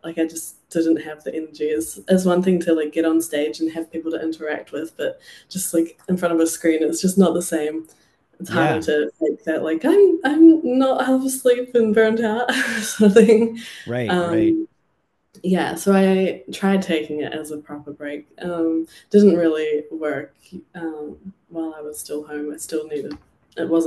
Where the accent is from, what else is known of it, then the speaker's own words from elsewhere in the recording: New Zealand; moved away as an adult; my hometown, there was a few places I played